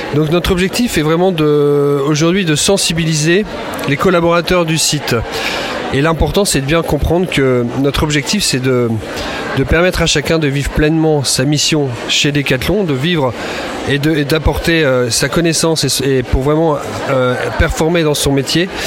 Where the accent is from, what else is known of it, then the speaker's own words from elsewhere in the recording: Lille, Hauts-de-France, France; je suis originaire de Lille